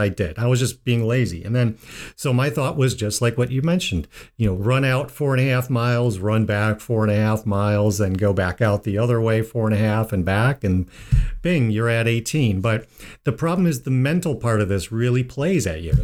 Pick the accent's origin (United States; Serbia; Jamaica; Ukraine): United States; Midwest; being a Midwesterner